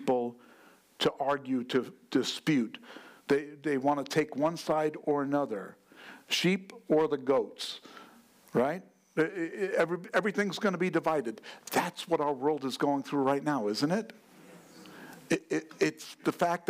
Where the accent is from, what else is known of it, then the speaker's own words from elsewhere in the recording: New York, United States; I'm from New York